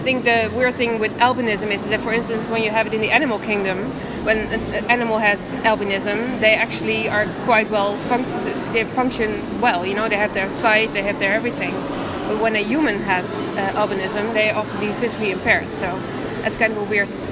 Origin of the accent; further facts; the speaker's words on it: Amsterdam, North Holland, Netherlands; I'm from Amsterdam, the Netherlands, and I'm 33 years old